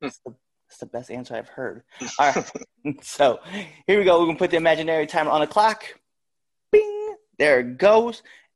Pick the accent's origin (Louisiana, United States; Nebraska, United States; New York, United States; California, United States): Nebraska, United States; Scottsbluff; But 2021, because I'm actually originally from Scottsbluff, Nebraska.